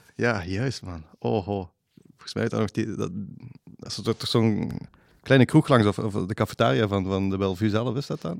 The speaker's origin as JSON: {"language": "Dutch", "town": "Maaseik", "region": "Flanders", "country": "Belgium", "tie": "born or raised there", "accent": "Flemish", "said": "ik ben in Mazeik opgegroeid"}